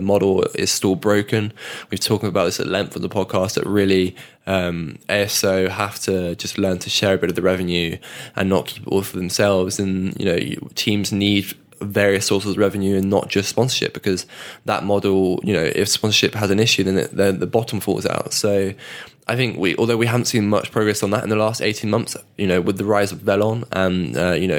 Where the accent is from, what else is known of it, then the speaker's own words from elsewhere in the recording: United Kingdom; as a Brit